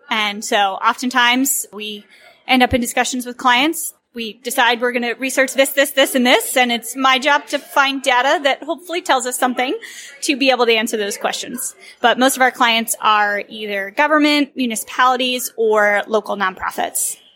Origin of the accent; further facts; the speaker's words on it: Virginia, United States; I grew up in a historic town in Virginia